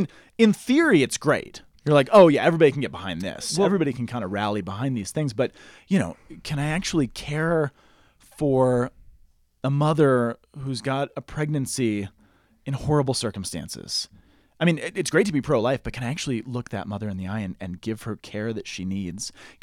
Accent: Boulder, Colorado, United States; I grew up in Boulder.

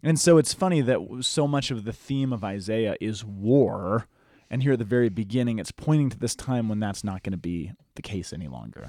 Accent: United States; growing up in the American society

